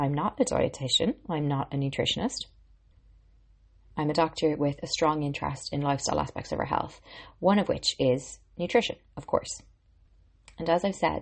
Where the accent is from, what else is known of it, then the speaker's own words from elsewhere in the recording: Ireland; I'm an Irish girl and a qualified medical doctor